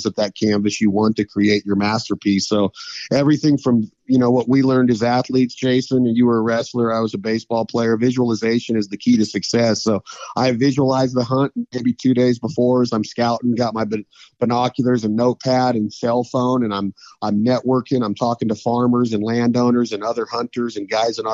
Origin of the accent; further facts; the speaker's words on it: Reno, Nevada, United States; I grew up in Reno, Nevada area